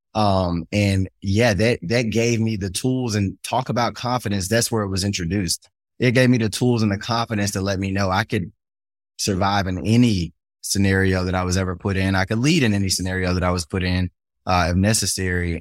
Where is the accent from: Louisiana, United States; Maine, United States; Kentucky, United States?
Louisiana, United States; Shreveport; I grew up in Cedar Grove, an all black neighborhood